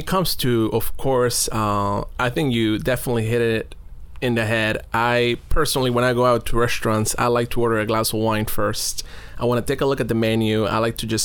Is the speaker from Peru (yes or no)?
yes; Lima, Peru; I was actually born and raised in Lima, Peru.